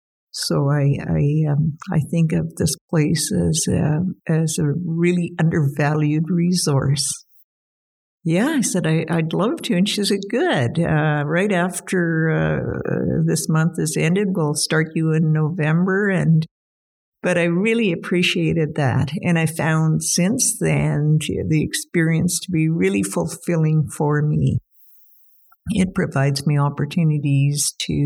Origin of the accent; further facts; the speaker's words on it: Whitehorse, Yukon, Canada; I'm a Yukon resident, always have been, and probably always will be. I was born here in Whitehorse and lived in the Whitehorse Lake LaBarge region and around Fox Lake as well my entire life.